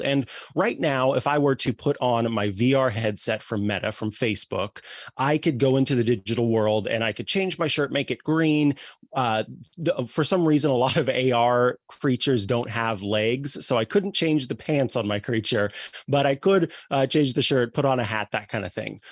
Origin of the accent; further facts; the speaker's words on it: Missouri, United States; moved away; I'm from Missouri originally